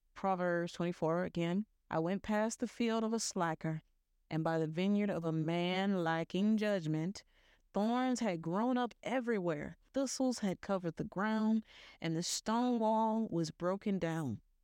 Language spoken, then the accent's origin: English; the South, United States; I'm from the South